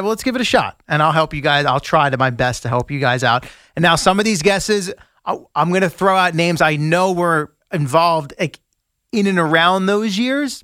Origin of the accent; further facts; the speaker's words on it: Northern Virginia, United States; also born or lived in Queens, New York; I was six at the time in the early stages of living in Northern Virginia